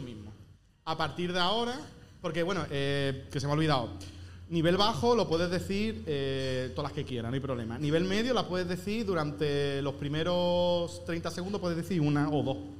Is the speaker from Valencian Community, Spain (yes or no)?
no; Andalusia, Spain; yo que soy andaluz, no vocalizo bien